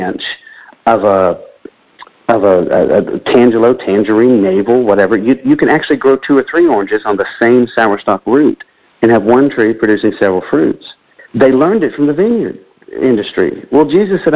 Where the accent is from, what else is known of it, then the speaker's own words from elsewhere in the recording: Central Florida, United States; I grew up in Florida